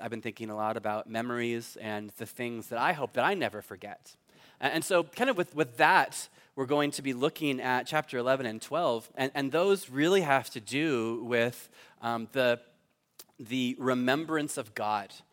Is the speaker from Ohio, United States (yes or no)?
no; Fallbrook, California, United States; moved away as an adult; now in Cork, Ireland; I grew up in Fallbrook